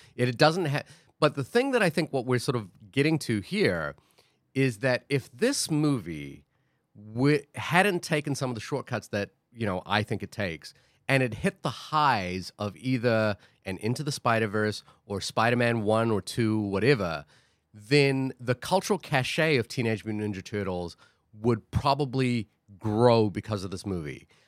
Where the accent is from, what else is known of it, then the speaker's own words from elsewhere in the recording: New Zealand; now in Queens, New York, United States; I grew up in New Zealand